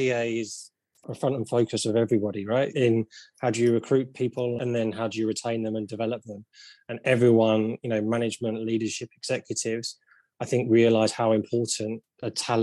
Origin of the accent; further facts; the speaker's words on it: London, United Kingdom; I grew up around London